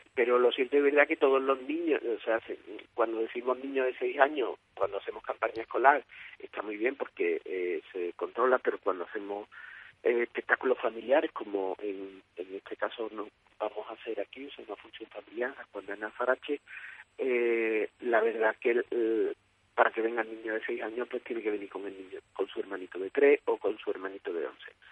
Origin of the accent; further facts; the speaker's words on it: Écija, Andalusia, Spain; somos de Ésica, originarios de, la compañía de aquí de Ésica, aquí en la Ciudad del Sol